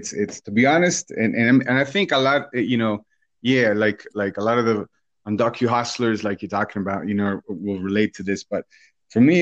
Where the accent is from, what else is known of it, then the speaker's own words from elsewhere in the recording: Guatemala; also born or lived in Colorado; now in Boulder, United States; I'm originally from Guatemala. That's where I grew up